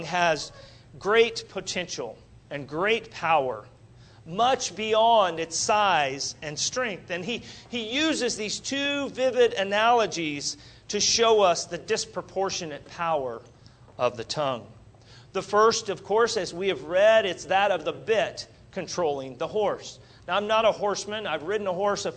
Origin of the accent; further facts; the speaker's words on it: Wichita, Kansas, United States; I'm from Wichita, Kansas